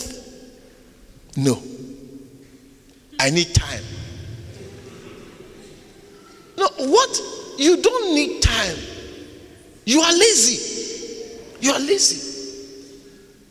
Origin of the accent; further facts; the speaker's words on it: Ghana; moved away as an adult; now in South Africa; I was not born in South Africa. I was born in Ghana. When I came to South Africa, I was almost 30 years old.